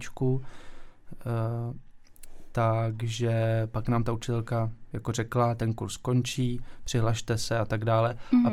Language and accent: Czech; Ústí nad Labem, Ústí nad Labem Region, Czechia; moved away; also born or lived in Weiden, Germany; jsem vlastně původem z Ústí, takže je to jako hodně pohraniční